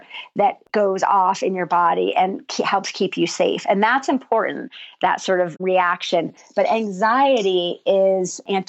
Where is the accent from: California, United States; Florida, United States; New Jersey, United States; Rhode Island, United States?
New Jersey, United States; moved away as an adult; also born or lived in New York City; now in New Mexico, United States; growing up in New Jersey